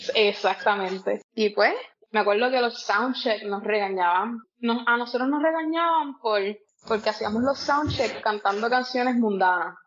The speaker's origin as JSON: {"language": "Spanish", "town": "Peñuelas", "country": "Puerto Rico", "tie": "born or raised there", "also_born_or_lived": "Yauco / Ponce", "said": "Nací en Yauco, pero me crié en Peñuelas"}